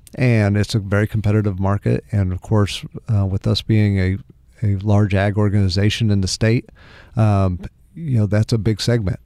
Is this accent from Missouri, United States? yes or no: yes; Pleasant Hill, Missouri, United States; also born or lived in Springfield, Missouri; I grew up in the Kansas City area, Cass County, so not far from, from where you're from.